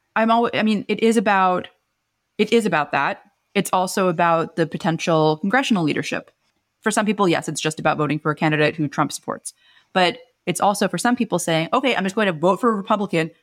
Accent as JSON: {"language": "English", "country": "United States", "said": "as an American"}